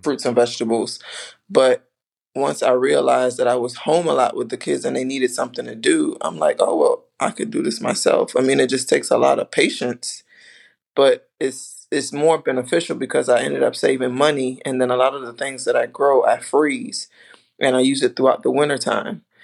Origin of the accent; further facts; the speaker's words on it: U.S. Virgin Islands; moved away; I'm from the islands, I'm from St. Thomas.